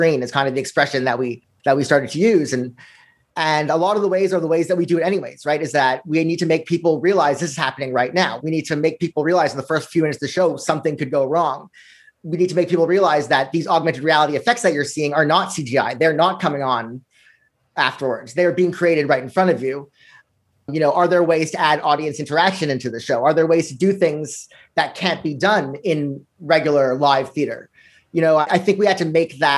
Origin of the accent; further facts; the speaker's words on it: Montreal, Quebec, Canada; now in New York City, United States; I grew up here in Montreal